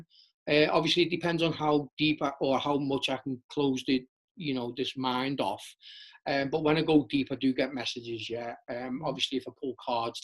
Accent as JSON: {"language": "English", "town": "Liverpool", "region": "North West England", "country": "United Kingdom", "tie": "born or raised there", "said": "growing up in Liverpool, it was all about the club scene"}